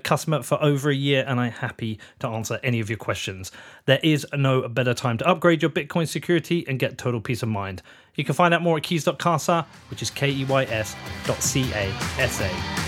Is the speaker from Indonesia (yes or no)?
no; Reading, South East England, United Kingdom; because I told you I was born in Reading.